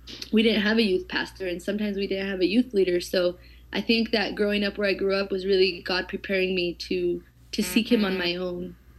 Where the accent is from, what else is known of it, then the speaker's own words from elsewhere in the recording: Eloy, Arizona, United States; I grew up literally in the middle of nowhere, um, in Eloy, Arizona